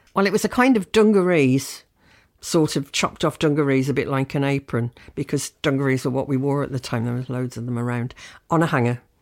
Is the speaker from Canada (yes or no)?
no; South Shields, North East England, United Kingdom; moved away as an adult; also born or lived in Birmingham / Leeds; I'm from South Shields in the North East